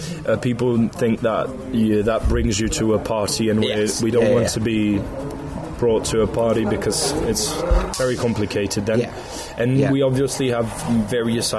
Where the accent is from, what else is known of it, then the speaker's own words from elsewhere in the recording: Paris, Île-de-France, France; English is a second language; we're from Paris.